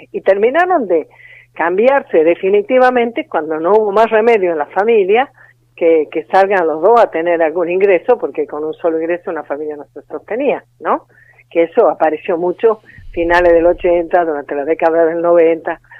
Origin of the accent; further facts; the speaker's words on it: Tucumán, Argentina; De eh? Tucumán.